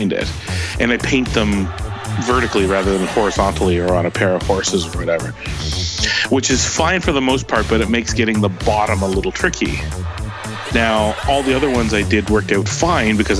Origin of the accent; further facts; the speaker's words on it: Canada; I am the Canadian Bob Vila